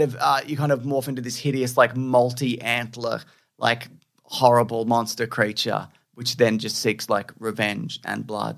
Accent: Australia; accent: Australian; it's my Australian accent

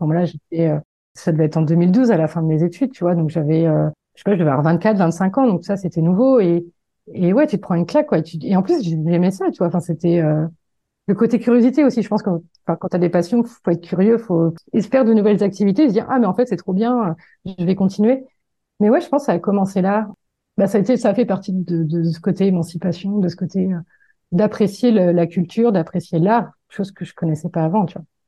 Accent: Le Mans, Pays de la Loire, France; moved away as an adult; also born or lived in Paris; je suis originaire du Mans

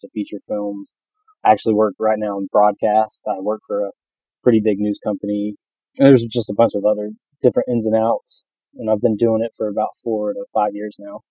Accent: North Carolina, United States; accent: southern; I was born and raised in North Carolina

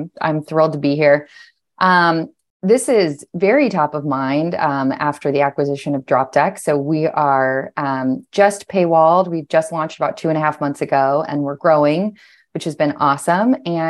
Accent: Washington, District of Columbia, United States; It was an awesome place to grow up. I grew up right outside of Capitol Hill, so literally within view of the Capitol, and I loved the city.

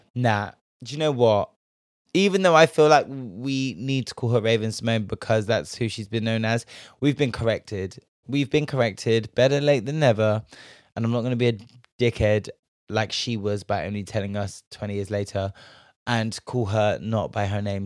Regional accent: Bristol, South West England, United Kingdom; I'm from Bristol. We've got a whole White Ladies Road, Black Boy Street

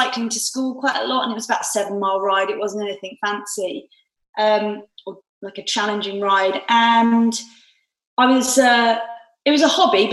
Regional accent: Stotfold, East of England, United Kingdom; moved away as an adult; also born or lived in Newcastle; my hometown of Stotfold, Bedfordshire

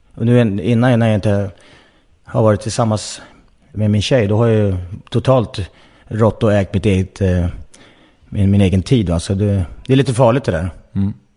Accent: Nacka, Stockholm County, Sweden; jag är född i Nacka utanför Stockholm

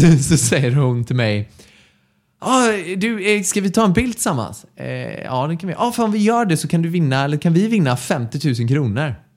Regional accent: Mölnlycke, Västra Götaland, Sweden; also born or lived in Gothenburg; Jag är från Mölnlycke, också ja. här i närheten av dit vi flyttat nu

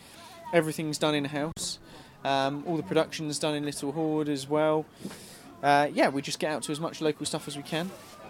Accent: Buckinghamshire, South East England, United Kingdom; And we're from Bucks, yeah. We're Bucks born and bred

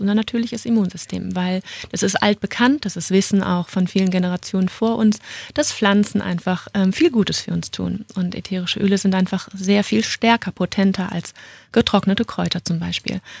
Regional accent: Düsseldorf, North Rhine-Westphalia, Germany; moved away as an adult; now in Munich, Germany; Ich bin eigentlich eine Rheinländerin und ähm, bin dann aus Düsseldorf nach München gezogen

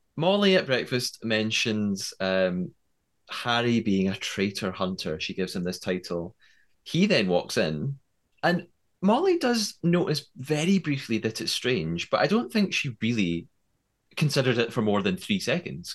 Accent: United Kingdom; I'm British

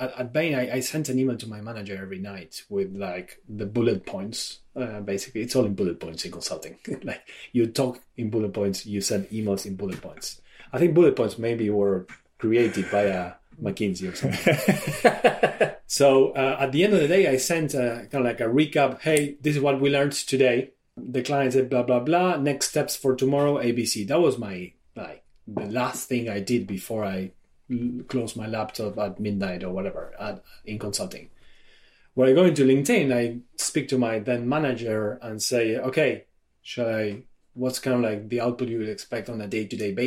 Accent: Argentina; moved away as an adult; also born or lived in France; I am originally from Argentina, left my country when I was about 30 to study abroad.

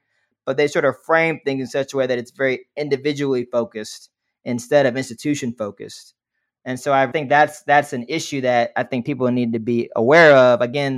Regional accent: Montgomery, Alabama, United States; now in Tulsa, United States; I'm actually from Montgomery, Alabama, which is another city with a lot of complex racial history.

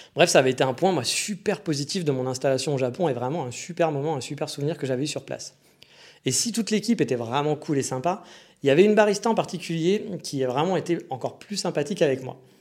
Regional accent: France; moved away as an adult; also born or lived in Kyoto, Japan; je suis français

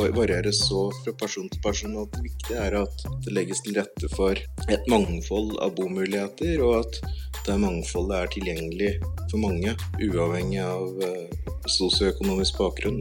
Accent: Veldre, Innlandet, Norway; now in Oslo, Norway; opprinnelig så vokste jeg opp i i ei bygd eh, nord for Brumunddal som heter Veldre

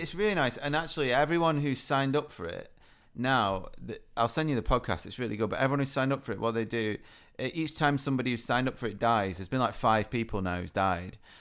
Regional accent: United Kingdom; being British

